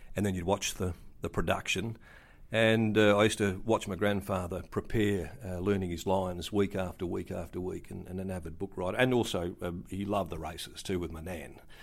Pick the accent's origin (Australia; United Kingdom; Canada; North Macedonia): Australia; Kalgoorlie, Western Australia; born or raised there; now in Perth, Australia